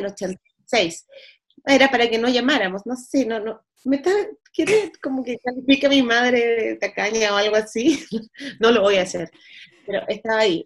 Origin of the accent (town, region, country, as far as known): Valparaíso, Chile; born or raised there; moved away